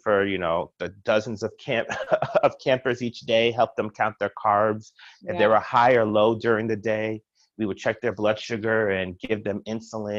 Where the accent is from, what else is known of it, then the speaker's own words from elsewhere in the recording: New York City, New York, United States; moved away as an adult; also born or lived in Indiana / Pittsburgh / Chicago; now in Baltimore, United States; I'm originally from Brooklyn, New York